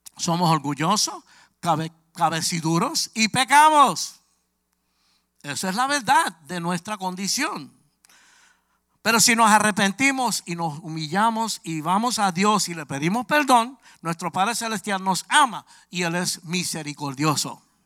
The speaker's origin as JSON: {"language": "Spanish", "town": "New York City", "region": "New York", "country": "United States", "said": "Yo soy de Brooklyn, Nueva York"}